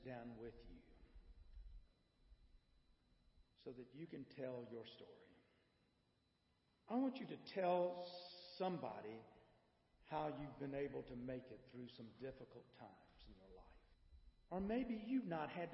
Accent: Bishopville, South Carolina, United States; I grew up in Bishopville

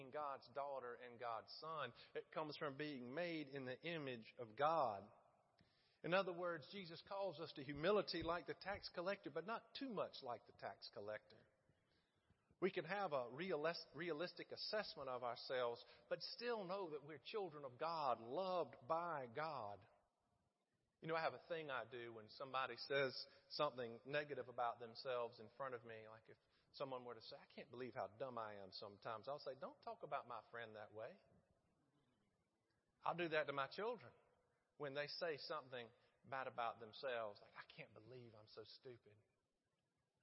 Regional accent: Middle Georgia, United States; now in Florence, United States; growing up in Middle Georgia in the 80s, we had very limited options for entertainment.

